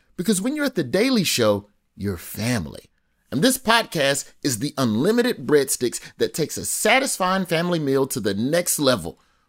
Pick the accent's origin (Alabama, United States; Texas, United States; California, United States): Alabama, United States; I'm from Alabama. We call it penne.